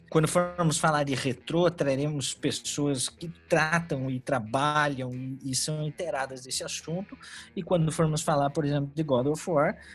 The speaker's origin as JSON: {"language": "Portuguese", "town": "Curitiba", "region": "Paraná", "country": "Brazil", "said": "sou de Curitiba, tenho 34 anos, gosto de videogames desde minha adolescência."}